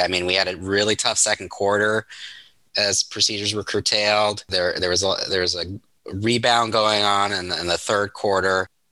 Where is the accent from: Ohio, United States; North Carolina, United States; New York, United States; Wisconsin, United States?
Ohio, United States; I grew up in Ohio